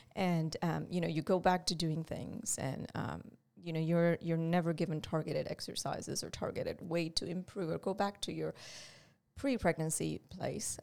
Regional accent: India; moved away as an adult; I grew up in India

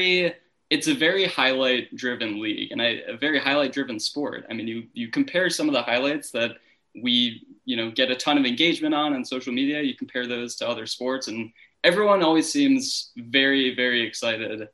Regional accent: Chicago, Illinois, United States; I'm from the north side of Chicago

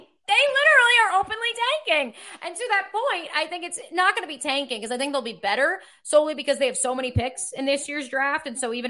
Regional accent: United States; I'm American.

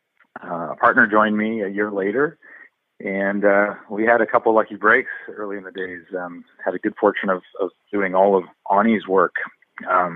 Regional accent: Vancouver, British Columbia, Canada; I grew up in Vancouver and went to UBC and met my wife there, and have always lived and worked here in Vancouver

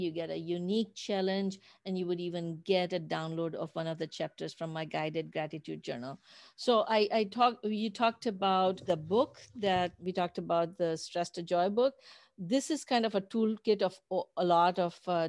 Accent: Pakistan; moved away; I grew up in Pakistan

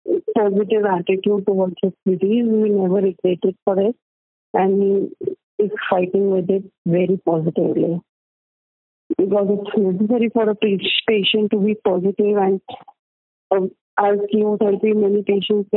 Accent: Jodhpur, Rajasthan, India; I am from Jodhpur

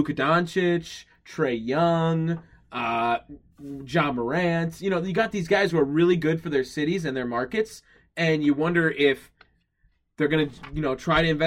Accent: Milwaukee, Wisconsin, United States; we are from Milwaukee.

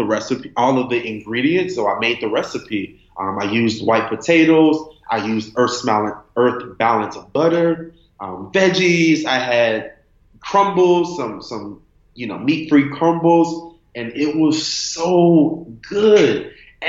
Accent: Miami, Florida, United States; I'm from Miami, Florida

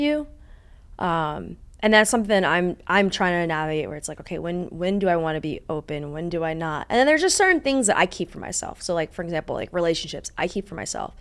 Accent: East Coast, United States; now in Los Angeles, United States; I'm from the East Coast

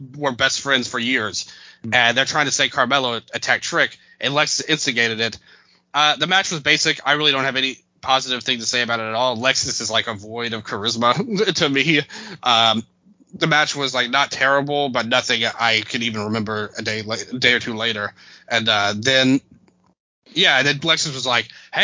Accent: Memphis, Tennessee, United States; I'm from Memphis

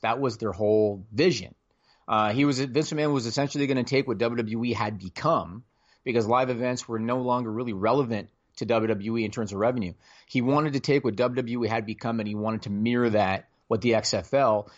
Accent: Canada; I'm Canadian

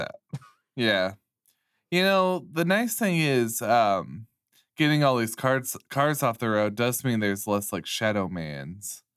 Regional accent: United States; an American

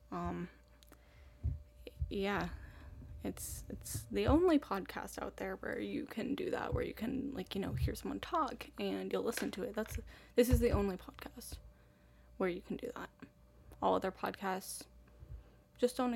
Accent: Boston, Massachusetts, United States; also born or lived in East Africa; I was raised in Boston for the first seven years of my life, and then in East Africa until I moved back to the States for college.

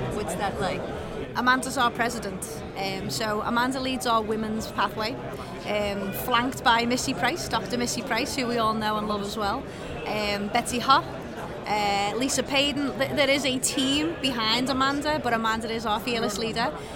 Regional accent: England, United Kingdom; now in United States; I come from England

